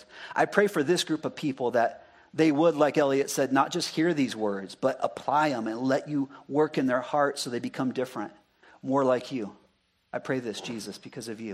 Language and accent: English; Arizona, United States; moved away; I'm an Arizona boy